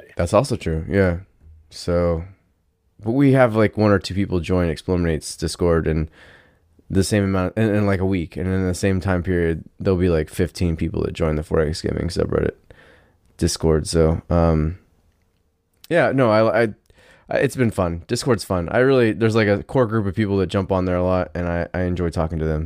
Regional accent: United States; I'm American

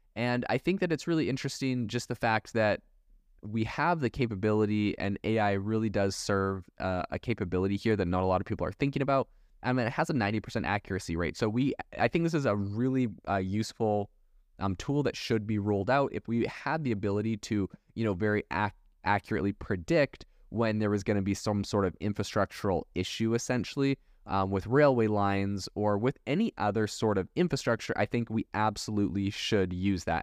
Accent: Canada; also born or lived in Europe; now in United States; I was raised in Canada

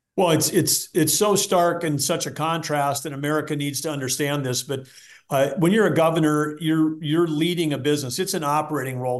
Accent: Arthur, North Dakota, United States; I grew up in this town, Arthur, North Dakota, three hundred people.

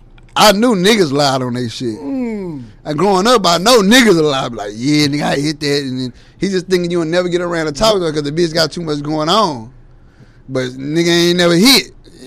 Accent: Gary, Indiana, United States; You know, I'm from Gary, Indiana, so as far as right next to Chicago, that Midwest name

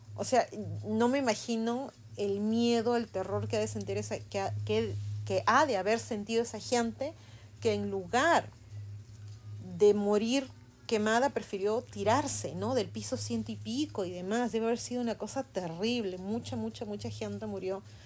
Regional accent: Peru; now in United States; en mi país, en el Perú, nosotros hemos vivido en los 80 la época del terrorismo

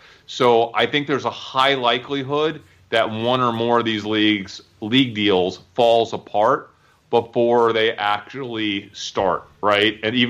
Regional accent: New York, United States; I didn't miss a single Yankee game growing up in New York.

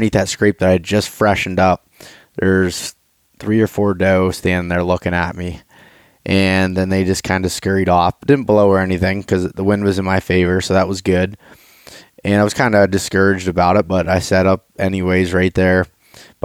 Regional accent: Appalachian region of Pennsylvania, United States; But we grew up in Pennsylvania. We grew up in the Appalachian region of Pennsylvania

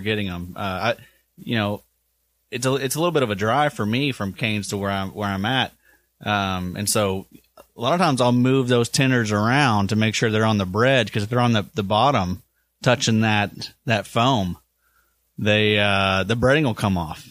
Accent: the South, Kentucky, United States; growing up in the South

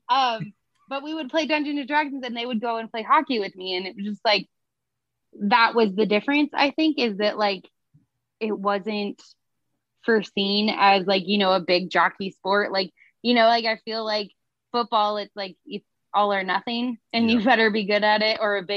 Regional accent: United States; now in San Diego, United States; I grew up in Lake Tahoe, which we get feet of snow and it freezes.

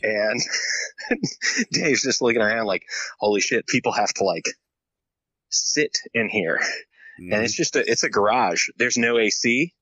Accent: Tallahassee, Florida, United States; where I grew up in Florida in Tallahassee, uh, I was pretty much in a similar sort of like neighborhood

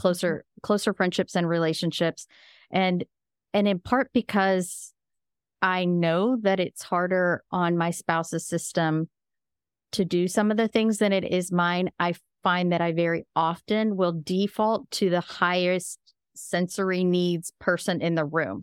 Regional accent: Midwest, United States; I'm from the Midwest as well

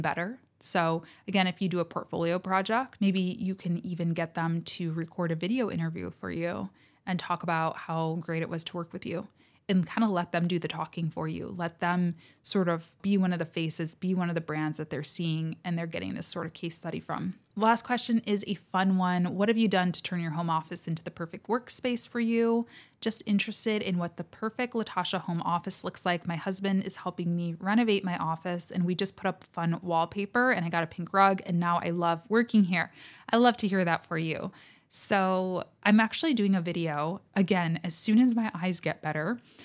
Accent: United States; I am American, do live on the American continent

